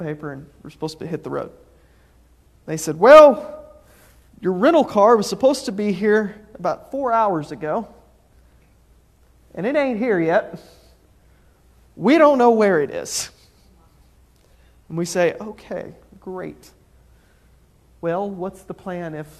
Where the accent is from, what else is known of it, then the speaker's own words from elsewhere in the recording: Oklahoma, United States; I'm from Oklahoma